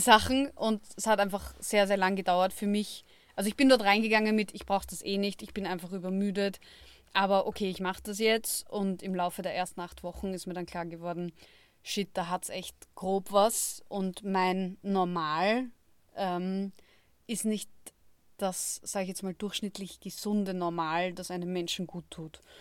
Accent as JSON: {"language": "German", "country": "Austria", "said": "bei uns in Österreich"}